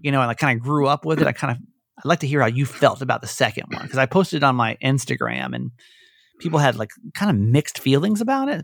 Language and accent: English; Georgia, United States; I grew up in Georgia, right? Conservative